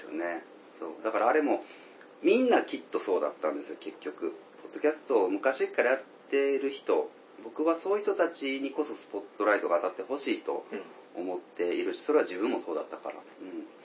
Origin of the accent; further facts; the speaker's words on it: Tokushima, Japan; 僕ら地元徳島で、今も徳島から配信してる